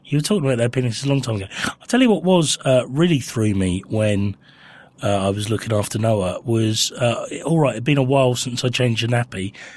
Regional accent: Winchester, South East England, United Kingdom; moved away; I grew up in Winchester

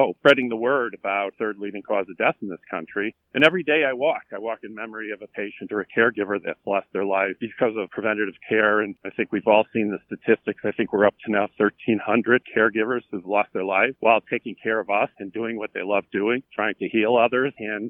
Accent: Chicago, Illinois, United States; I was born and raised in Chicago.

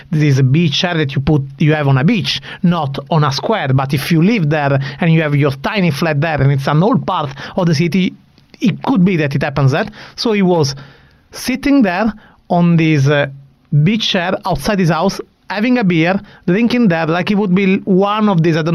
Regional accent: Sicily, Italy; also born or lived in Bari; now in Milan, Italy; I am a Sicilian that moved to Bari, the country of uh, Daniel Andersson, uh, Kennet Andersson, uh, Klas Ingesson. And now it's already almost a decade I'm living in Milan

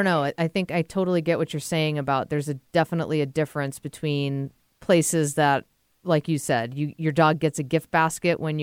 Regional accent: Massachusetts, United States; I grew up in Massachusetts and my grandparents lived on the Cape

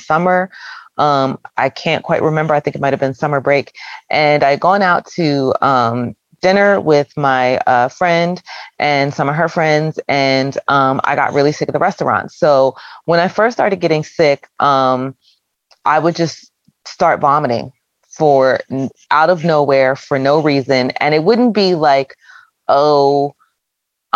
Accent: Philadelphia, Pennsylvania, United States; I'm from the Philadelphia area

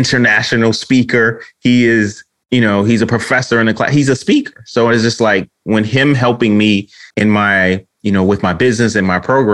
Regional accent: Detroit, Michigan, United States; I'm so Detroit. I'm so from the D

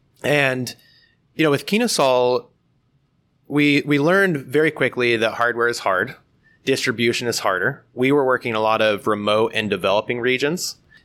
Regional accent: Blakesburg, Iowa, United States; I was born and raised in Southeast Iowa, a small family farm just outside of Blakesburg. My family farm is still there today.

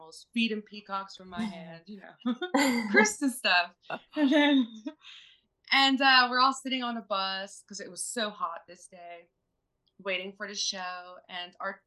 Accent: Philadelphia, Pennsylvania, United States; also born or lived in Florida; now in Laguna Beach, United States; I am from Philadelphia

